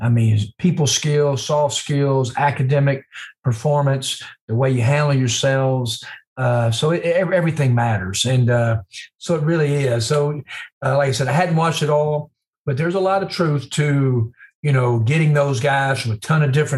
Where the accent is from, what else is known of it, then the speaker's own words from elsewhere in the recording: Mississippi, United States; moved away as an adult; also born or lived in Tennessee; I'm back to my home state